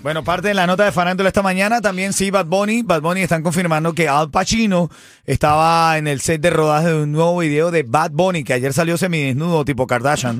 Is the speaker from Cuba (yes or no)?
yes; Cuba; moved away; yo soy una persona que salí de Cuba